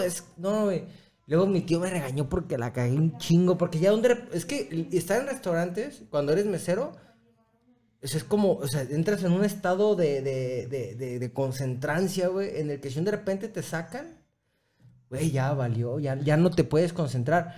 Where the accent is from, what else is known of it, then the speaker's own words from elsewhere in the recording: Mexico; also born or lived in Chelan Falls, United States; como paisas